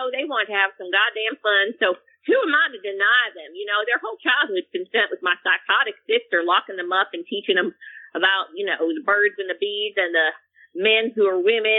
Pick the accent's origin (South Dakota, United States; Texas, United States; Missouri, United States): Texas, United States; You know, we're from Texas